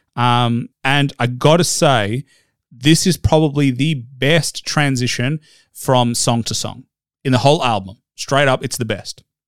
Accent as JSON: {"language": "English", "country": "Australia", "said": "as an Australian white guy"}